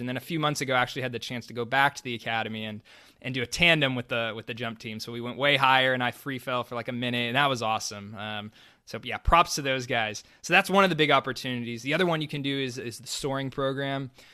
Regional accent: Dallas, Texas, United States; moved away; I grew up in Dallas, Texas

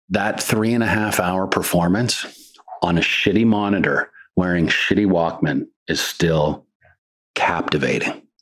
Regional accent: Canada; it's just a different. It's just different you know, and I'm, I'm very Canadian at heart.

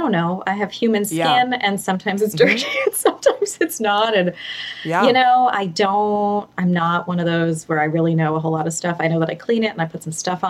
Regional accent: New York, United States; now in Portland, United States; I grew up in New York with two very typically New York sarcastic parents

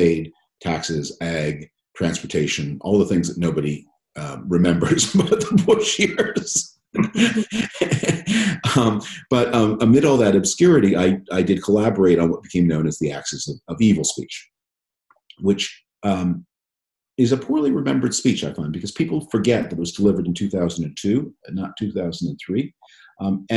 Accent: Canada; moved away as an adult; now in United States; I was born and raised in Canada, and so I grew up under the protection of the American security system

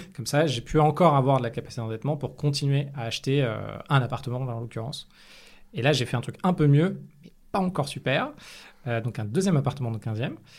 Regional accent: Paris, Île-de-France, France; also born or lived in United States / London; J'ai grandi dans le 15e à Paris

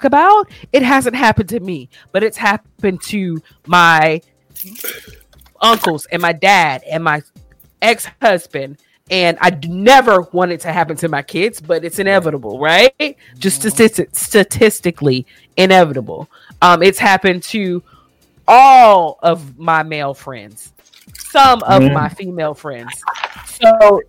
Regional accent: Raleigh, North Carolina, United States; I grew up in North Raleigh

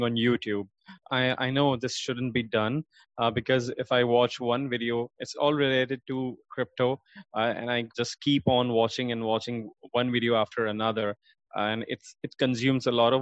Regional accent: Karachi, Sindh, Pakistan; I was born in Karachi. It's one of the biggest cities of Pakistan, in fact, one of the biggest cities in the world. And I did my 10th grade from there

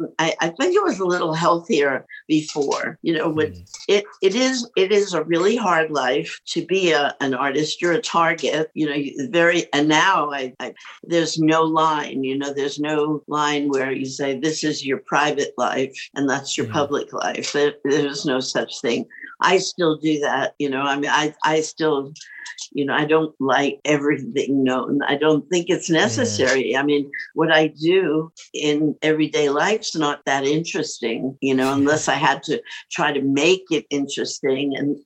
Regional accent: New York City, New York, United States; I think about the way I grew up. It was a really great time. My parents, I grew up in New York City.

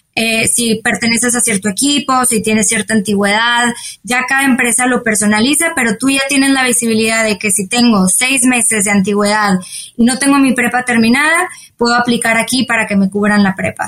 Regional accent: Monterrey, Nuevo León, Mexico; soy de Monterrey, México.

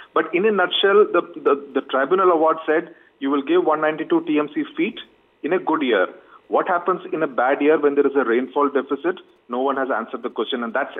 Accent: Palakkad, Kerala, India; also born or lived in Delhi; now in Hyderabad, India; I come from Palakkad, which is on the border of Kerala and Tamil Nadu, technically in Kerala.

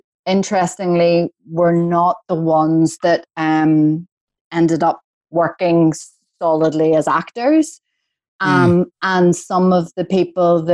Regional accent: Belfast, Northern Ireland, United Kingdom; accent: Belfast; moved away as an adult; also born or lived in Coleraine / London; I'm from Belfast. So Northern Ireland, you know, my accent's always been Belfast.

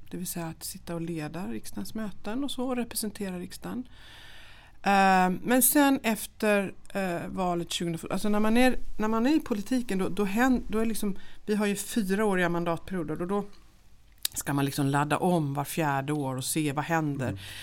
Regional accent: Jönköping, Jönköping County, Sweden; moved away as an adult; also born or lived in Linköping; now in Dalarna, Sweden; Jag är uppvuxen i Jönköping

